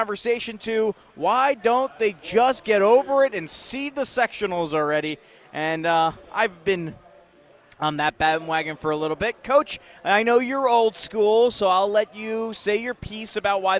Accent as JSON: {"language": "English", "region": "Pennsylvania", "country": "United States", "moved": "as an adult", "lives_now": "Indiana, United States", "said": "I know I come from Pennsylvania. I understand that. I've been here 13 years."}